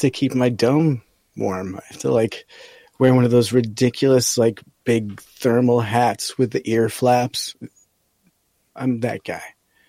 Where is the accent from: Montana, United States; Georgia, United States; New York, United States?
New York, United States; upstate; moved away; also born or lived in Hawaii; I'm from upstate New York.